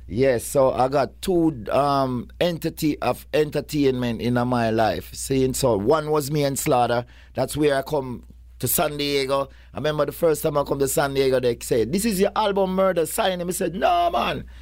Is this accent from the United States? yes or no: no; Kingston, Jamaica; I come like, like four wor-, roads from where Purple Man come from. Kingston eleven, Oakland Road.